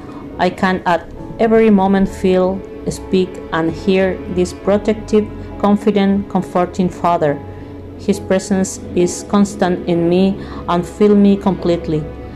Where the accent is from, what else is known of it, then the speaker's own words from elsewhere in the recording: Chile; from Chile.